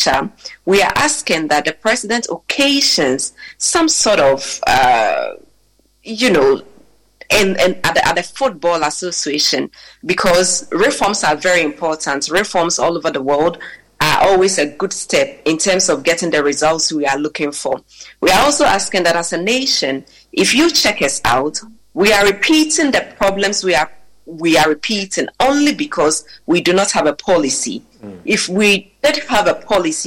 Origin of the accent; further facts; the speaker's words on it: Ghana; we being Ghanaian first